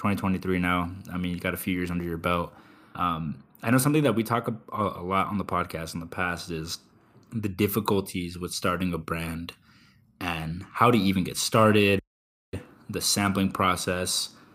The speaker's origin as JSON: {"language": "English", "town": "McAllen", "region": "Texas", "country": "United States", "tie": "born or raised there", "also_born_or_lived": "San Francisco", "said": "I grew up in McAllen, so right on the border."}